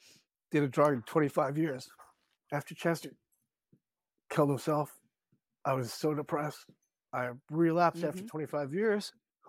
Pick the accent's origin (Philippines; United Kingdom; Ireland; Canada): Philippines; And I'm Filipino. In Tagalog, Kabigan means friends.